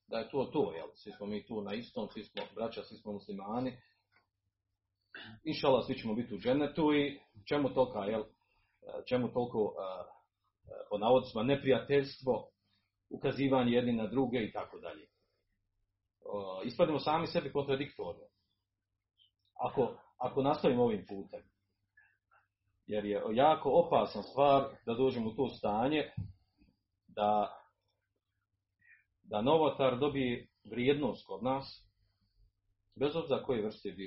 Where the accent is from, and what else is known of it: Bosnia & Herzegovina